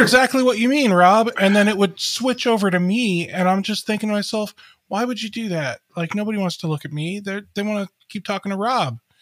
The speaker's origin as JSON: {"language": "English", "town": "Cleveland", "region": "Ohio", "country": "United States", "tie": "born or raised there", "said": "I grew up in the Cleveland area."}